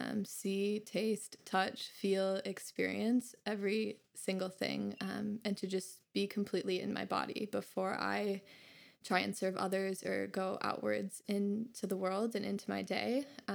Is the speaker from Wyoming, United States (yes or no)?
no; Minnesota, United States; moved away as an adult; also born or lived in Bali / Kauai; as Chloe said. I'm originally from Minnesota and yeah, moved away last year